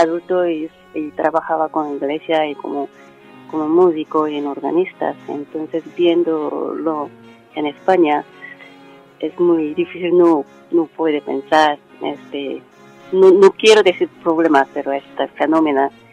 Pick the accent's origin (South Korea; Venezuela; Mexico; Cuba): South Korea; Spanish is a second language; moved away as an adult; also born or lived in United States; now in Spain; Soy coreana y católica